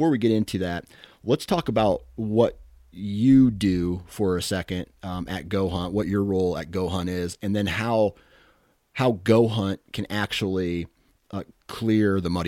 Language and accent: English; Midwest, United States; because I'm a Midwesterner. I'm a flatlander, as you guys probably would call us.